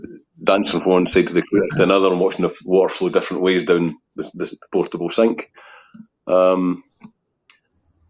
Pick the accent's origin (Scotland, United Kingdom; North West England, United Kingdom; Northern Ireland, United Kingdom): Scotland, United Kingdom; being Scottish